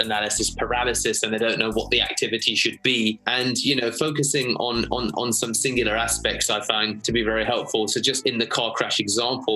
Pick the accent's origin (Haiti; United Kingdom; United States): United Kingdom; London; you can hear by the accent, of course. I'm from London, England